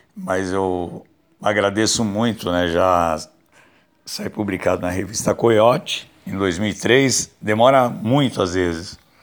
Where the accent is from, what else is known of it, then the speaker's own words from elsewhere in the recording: São Paulo, Brazil; a Vila Ré, onde eu nasci, a Vila Cisper, onde eu moro